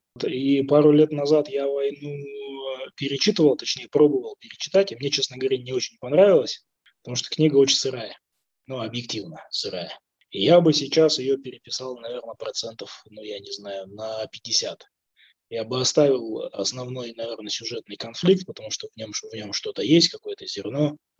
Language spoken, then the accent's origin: Russian; Kazakhstan; я казах